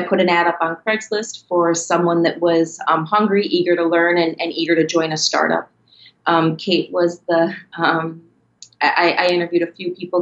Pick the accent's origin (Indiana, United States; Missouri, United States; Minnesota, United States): Minnesota, United States; moved away as an adult; also born or lived in New York; I was born and raised in Minnesota